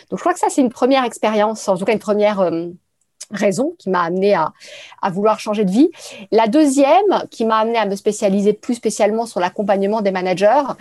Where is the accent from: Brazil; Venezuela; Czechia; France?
France; Paris, Île-de-France; Je suis euh, parisienne.